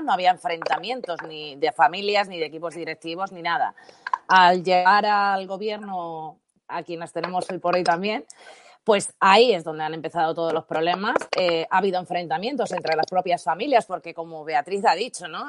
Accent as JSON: {"language": "Spanish", "region": "Valencian Community", "country": "Spain", "first_language": "Spanish"}